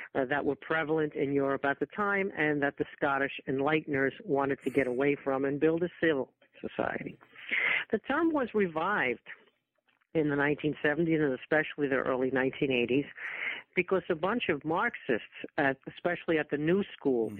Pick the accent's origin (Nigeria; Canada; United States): United States; New York area; also born or lived in Rochester, New York; I'm from the New York area